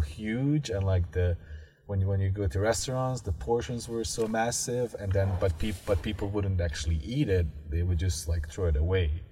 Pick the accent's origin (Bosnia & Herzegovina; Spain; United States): Bosnia & Herzegovina; moved away; I grew up in this, you know, post-war Bosnia